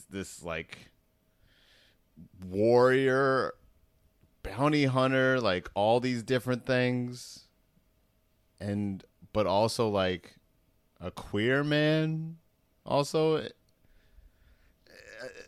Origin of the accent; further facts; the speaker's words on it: Baltimore, Maryland, United States; we're both from Baltimore